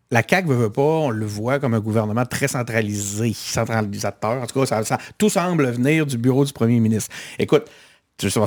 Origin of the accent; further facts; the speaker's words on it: Quebec City, Quebec, Canada; je suis de Québec.